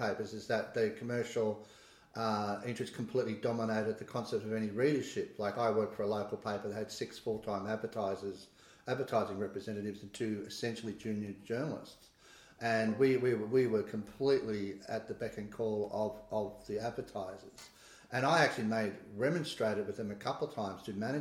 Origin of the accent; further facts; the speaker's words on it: Kiama, New South Wales, Australia; also born or lived in Canoundra (unclear place name); we moved in about 1970 when my father became editor of the Kiama Independent